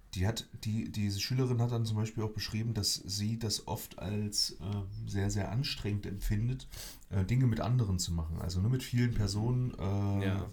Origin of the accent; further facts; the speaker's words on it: Germany; moved away; bei uns in Deutschland